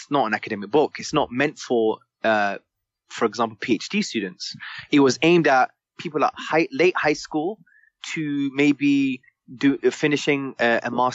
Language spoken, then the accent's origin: English; London, United Kingdom; I was brought up in Hackney in the 1980s